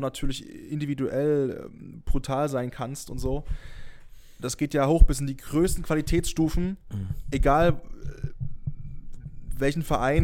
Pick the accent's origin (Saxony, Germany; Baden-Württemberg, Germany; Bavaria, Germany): Saxony, Germany; near Dresden; ich bin in der Nähe von Dresden geboren und aufgewachsen